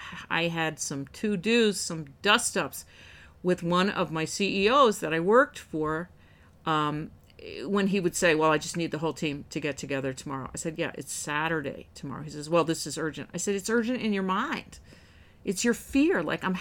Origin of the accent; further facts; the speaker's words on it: New Jersey, United States; I'm cynical. I'm from Northern New Jersey. That's not to say we're all cynical